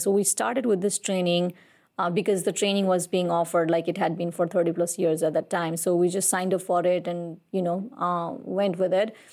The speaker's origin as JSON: {"language": "English", "town": "Kathmandu", "region": "Bagmati", "country": "Nepal", "tie": "born or raised there", "said": "I was born and raised in Kathmandu"}